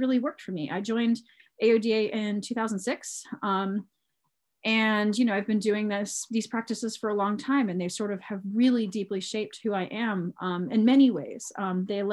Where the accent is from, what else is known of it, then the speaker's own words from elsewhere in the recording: Cambria County, Pennsylvania, United States; also born or lived in Michigan / Indiana County, Pennsylvania; I'm in Indiana County, and I actually grew up in Cambria County